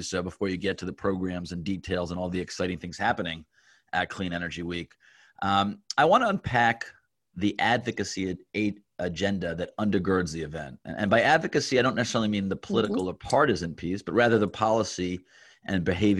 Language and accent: English; Washington, District of Columbia, United States; I grew up in Washington D.C., so yeah.